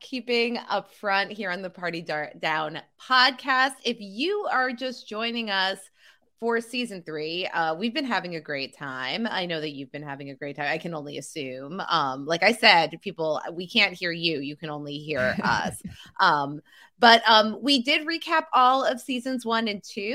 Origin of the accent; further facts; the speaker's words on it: New Jersey, United States; I'm from New Jersey